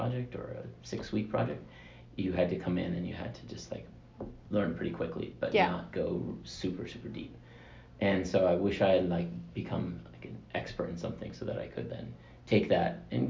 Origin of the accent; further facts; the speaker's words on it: Atlanta, Georgia, United States; moved away as an adult; I grew up in Atlanta, so I lived in Atlanta until I was, five years ago.